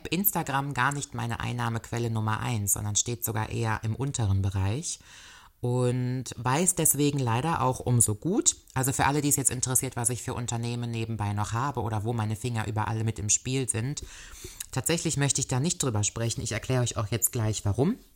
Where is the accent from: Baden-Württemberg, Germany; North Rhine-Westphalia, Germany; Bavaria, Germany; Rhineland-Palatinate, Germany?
Rhineland-Palatinate, Germany; Koblenz; vor allen Dingen hier in meiner Heimatstadt Koblenz.